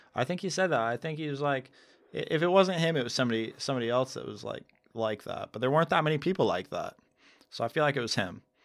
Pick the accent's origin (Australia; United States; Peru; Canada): United States; I'm an American. I love America